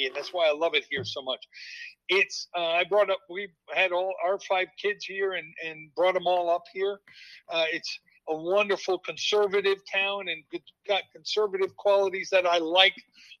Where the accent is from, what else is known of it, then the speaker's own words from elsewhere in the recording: New Jersey, United States; moved away as an adult; now in Fairfield, United States; we went back to my hometown in New Jersey for about a year.